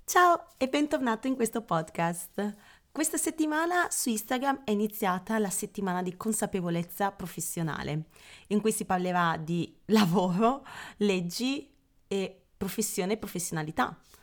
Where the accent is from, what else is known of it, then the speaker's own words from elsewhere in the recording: Padua, Veneto, Italy; io sono padovana